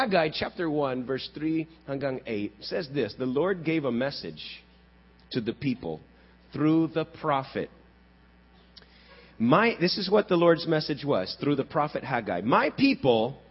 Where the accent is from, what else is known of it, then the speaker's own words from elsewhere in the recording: Texas, United States; I grew up in Texas.